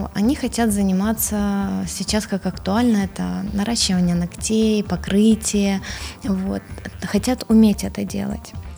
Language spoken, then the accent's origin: Russian; Odesa, Odesa Oblast, Ukraine; Я сама украинка